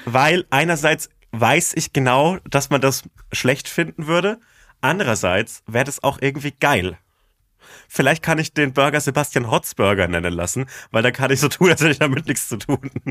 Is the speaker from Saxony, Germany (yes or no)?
no; Bavaria, Germany; Ich komme aus Bayern